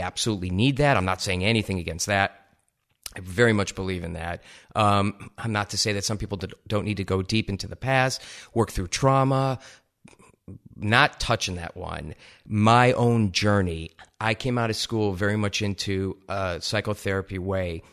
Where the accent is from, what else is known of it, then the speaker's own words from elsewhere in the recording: Ohio, United States; moved away as an adult; also born or lived in East Lansing, Michigan; I grew up in Ohio